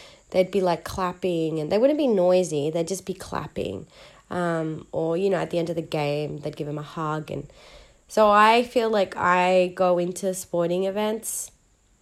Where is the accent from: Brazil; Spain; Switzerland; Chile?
Chile; I'm from Chile